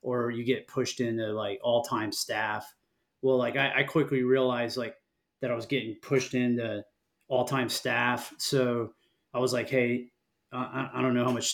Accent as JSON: {"language": "English", "region": "Florida Keys", "country": "United States", "tie": "born or raised there", "said": "I grew up here in Florida, down in on an island in the Florida Keys, like south of Key Largo."}